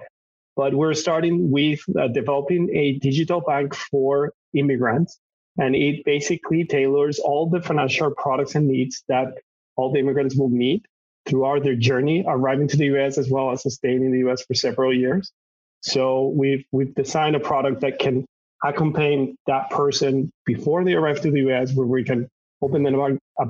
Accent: Madrid, Community of Madrid, Spain; moved away as an adult; now in Los Angeles, United States; I was born and raised in Madrid, Spain

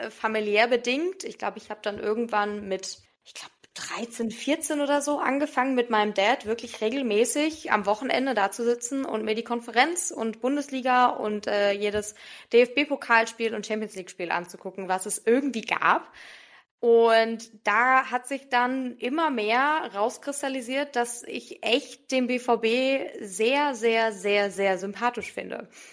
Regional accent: Wiesbaden, Hesse, Germany; also born or lived in Darmstadt; ich komme aus Wiesbaden

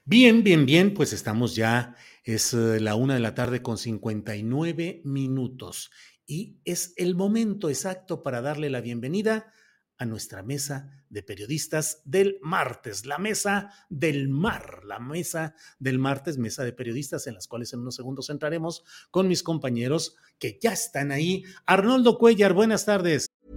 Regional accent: Coahuila, Mexico; moved away; mi tierra que estoy distante, pero finalmente también mi tierra nativa que es Coahuila

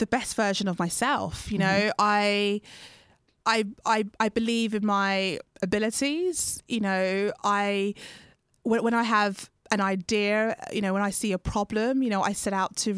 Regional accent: United Kingdom; I'm British Ghanaian

